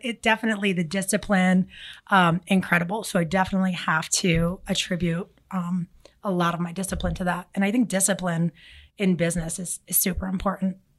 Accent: Philadelphia, Pennsylvania, United States; now in South Florida, United States; I'm from Philly

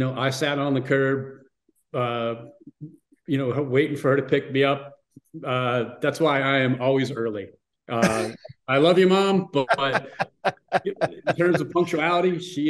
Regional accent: Monroeville, Pennsylvania, United States; born and raised in Monroeville, Pennsylvania.

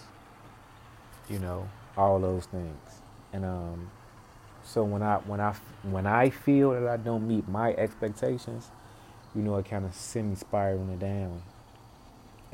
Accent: Chicago, Illinois, United States; I'm born and raised in Chicago on the South Side, Inglewood, 63rd, and Damon, that area

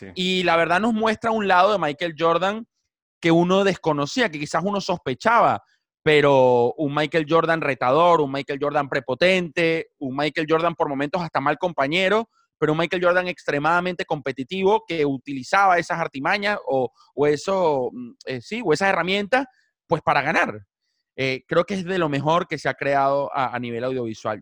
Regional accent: Caracas, Capital District, Venezuela; moved away as an adult; now in Buenos Aires, Argentina; En Venezuela crecí siendo el Caracas Fútbol Club, obviamente soy caraqueño

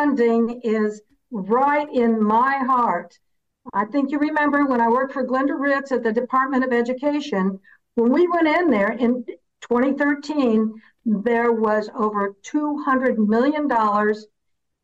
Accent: Indiana, United States; I come from Indiana. I've been here. My family's been here for seven generations

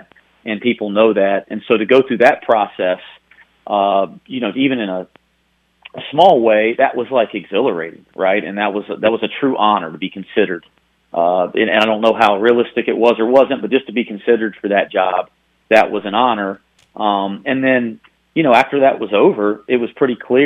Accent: the South, Southern United States, United States; accent: Southern; moved away as an adult; also born or lived in Greensboro; now in Cincinnati, United States; my Southern accent

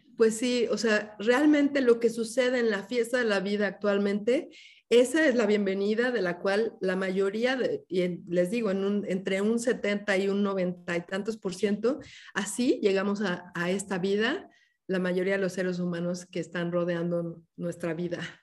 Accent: Mexico City, Mexico; moved away as an adult; now in Oaxaca, Mexico; yo nací originalmente en la Ciudad de México, soy una hija de la, ciudad

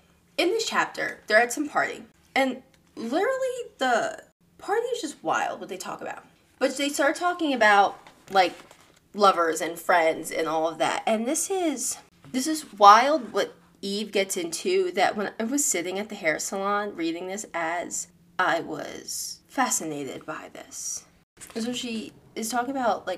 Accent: New York, United States; Because I'm from New York. I'm from right outside the city

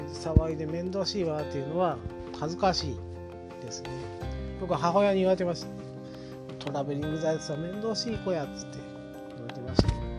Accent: Oita, Japan; accent: Oita dialect; 僕の住んでる大分県

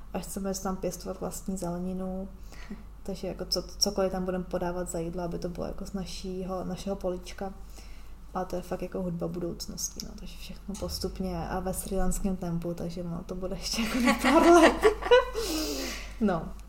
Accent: Czechia; moved away as an adult; já se ráda vracím do Česka

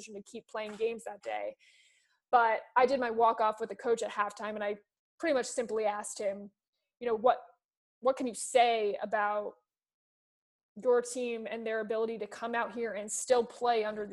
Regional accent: East Coast, United States; I'm from the East Coast

